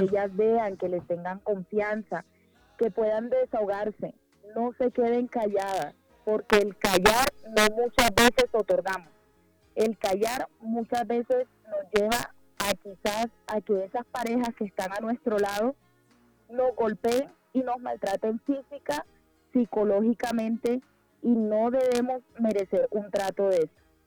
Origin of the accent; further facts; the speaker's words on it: Barranquilla, Atlántico, Colombia; moved away as an adult; now in Bogotá, Colombia; Yo no resido en la ciudad de Barranquilla. Sí soy de Barranquilla.